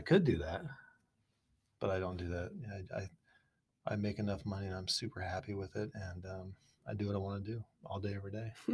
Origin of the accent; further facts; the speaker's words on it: Boise, Idaho, United States; also born or lived in San Clemente, California; I'm from Boise